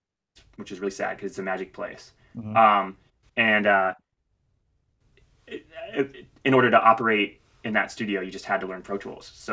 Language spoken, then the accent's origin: English; St. Louis, Missouri, United States; moved away as an adult; also born or lived in Los Angeles; now in Nashville, United States; I grew up in St. Louis, Missouri